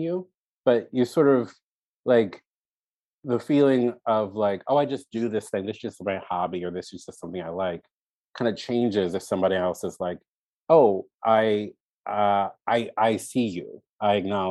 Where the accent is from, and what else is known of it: Baltimore, Maryland, United States; born or raised there